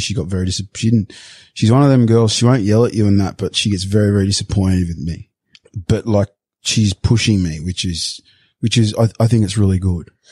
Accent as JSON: {"language": "English", "town": "Sydney", "region": "New South Wales", "country": "Australia", "moved": "yes", "said": "I'm a surfy from Bondi"}